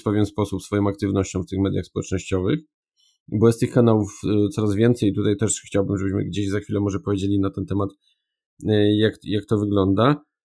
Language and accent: Polish; Upper Silesia, Poland; also born or lived in Warsaw; jestem z Górnego Śląska i tutaj jednak e, jestem związany przede wszystkim mm, dopiero potem gdzieś z Warszawą